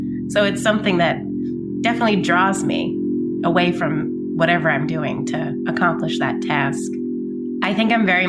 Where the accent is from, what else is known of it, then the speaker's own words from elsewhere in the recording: New York, United States; now in Queens, United States; I live in Queens, New York. I'm originally from Long Island, New York.